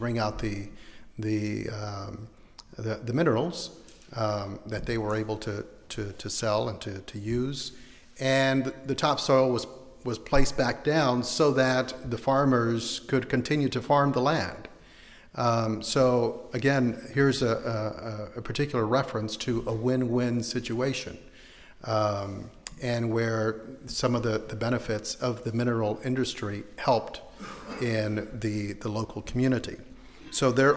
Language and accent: English; Houston, Texas, United States; moved away as an adult; also born or lived in San Antonio / Las Cruces, New Mexico; now in San Jose, United States; I'm from the Southwest, but I grew up in big cities and in Houston and was in San Antonio for a while